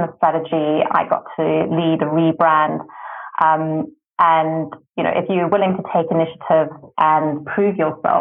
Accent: South Africa; being South African to be able to work in South Africa

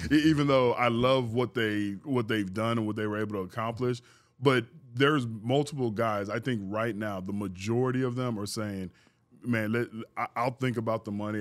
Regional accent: Houston, Texas, United States; also born or lived in San Antonio / Missouri City; play my last three years, you know, in my hometown, to have my parents come to the games.

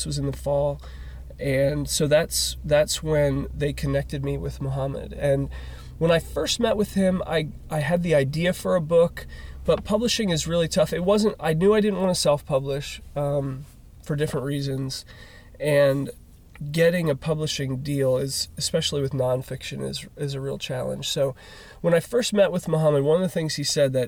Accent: United States; an American

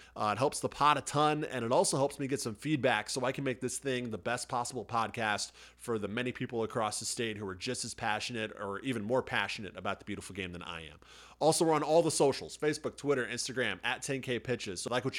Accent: Illinois, United States; moved away as an adult; now in Minnesota, United States; I was not born and raised here in Minnesota. I'm from Illinois.

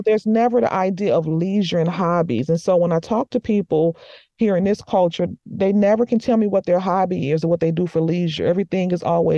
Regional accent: United States; also born or lived in Morocco; me as an American

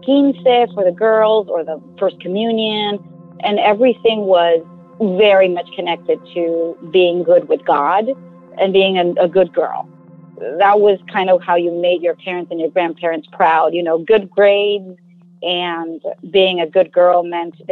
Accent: Culiacán, Sinaloa, Mexico; moved away as an adult; also born or lived in Mexico City; I grew up in Culiacán, Sinaloa, Mexico

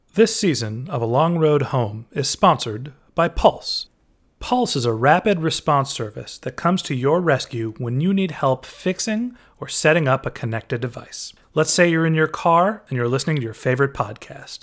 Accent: suburb south of San Francisco, California, United States; someone who grew up in my hometown

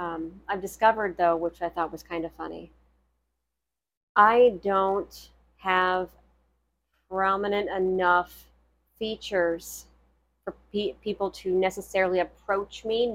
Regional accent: Ohio, United States; accent: Ohio; I feel like the Ohio accent is so plain. {S1} Mm. {S2} You know, because growing up here, it's a very flat accent.

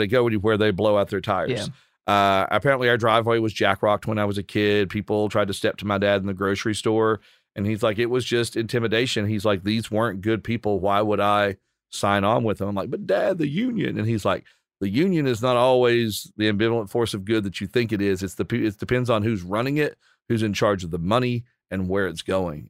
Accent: Appalachia, Virginia coal fields, United States; both being Appalachian from kind of the Virginia coal fields and that the heart of that part of uh, Appalachia

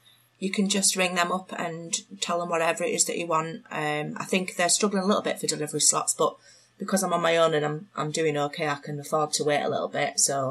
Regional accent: Stanley, North East England, United Kingdom; also born or lived in Yorkshire; now in Leeds, United Kingdom; I'm from County Durham, but I'm from Stanley in County Durham.

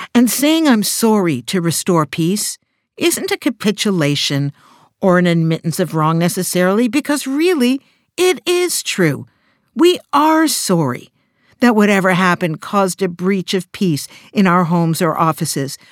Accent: Canada; I'm Canadian

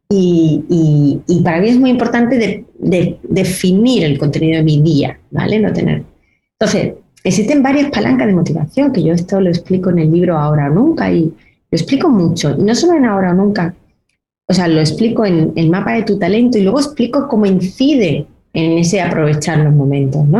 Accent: Granada, Andalusia, Spain; soy de Granada

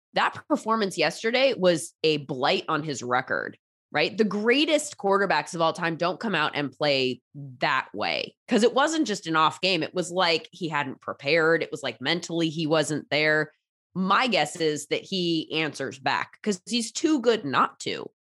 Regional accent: California, United States; I'm from California

